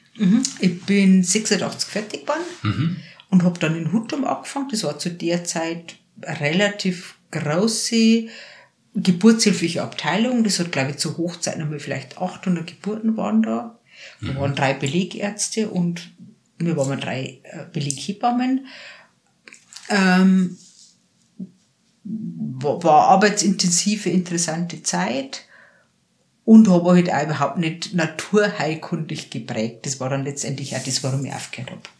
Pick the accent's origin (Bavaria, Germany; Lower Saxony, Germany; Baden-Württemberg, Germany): Bavaria, Germany; near Passau; ich bin jetzt in der Einöde aufgewachsen, also so einen halben Kilometer weg vom nächsten Haus, am Waldrand